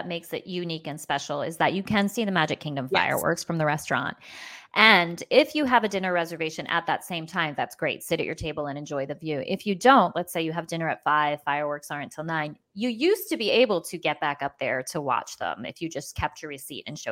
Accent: New York City, New York, United States; I grew up in Brooklyn

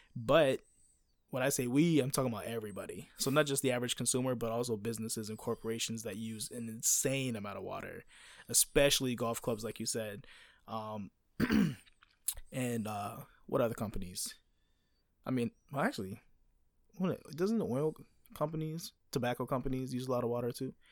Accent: United States; moved away; I'm an American and I grew up on baseball

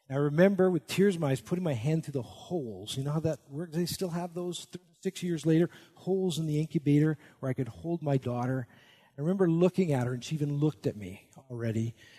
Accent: Canada; I'm Canadian, at least in my spirit. I'm actually a dual citizen

